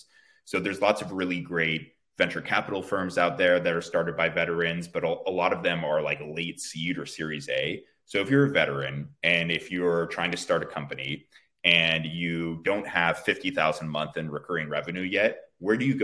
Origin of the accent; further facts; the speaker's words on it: Bay Area, California, United States; I was born and raised out here in the Bay Area.